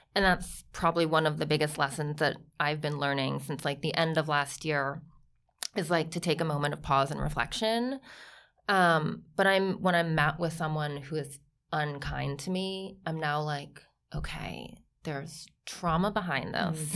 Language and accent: English; Ohio, United States; also born or lived in Milan; now in New York, United States; grew up on, like, s, farm in Ohio, like, three hundred acres